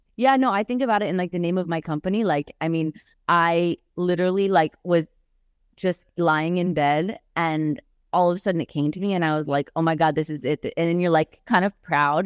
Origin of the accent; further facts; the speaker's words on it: New York, United States; moved away; as a New Yorker